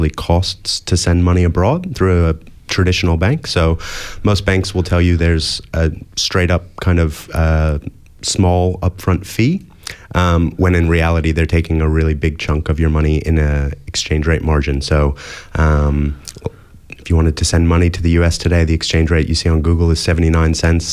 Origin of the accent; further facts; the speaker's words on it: United States; moved away as an adult; now in Australia; as you can probably hear from my accent, I grew up in the US